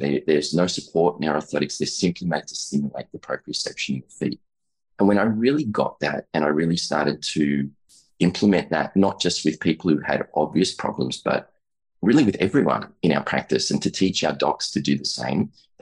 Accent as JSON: {"language": "English", "country": "Australia", "said": "I'm an Australian chiropractor, about 20 years in practice there"}